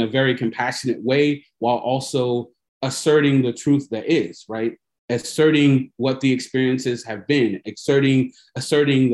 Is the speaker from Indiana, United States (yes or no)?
yes; Fort Wayne, Indiana, United States; I was born in Fort Wayne, Indiana, which is a town in Northeast Indiana. I'm a Midwest kid